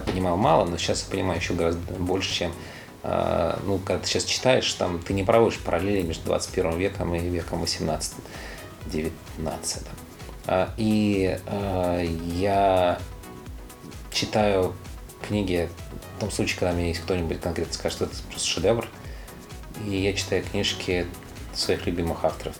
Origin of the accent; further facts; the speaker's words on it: Odesa, Odesa Oblast, Ukraine; moved away; also born or lived in Tolyatti, Samara Oblast, Russia / Moscow, Russia; я родился в Одессе